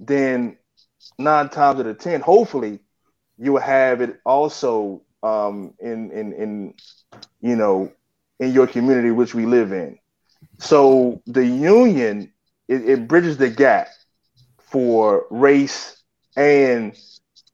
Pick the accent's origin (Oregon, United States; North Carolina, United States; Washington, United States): North Carolina, United States; Belhaven; I grew up in the South, so I know all about fat back and biscuits. I'm from a little small town in North Carolina called Belhaven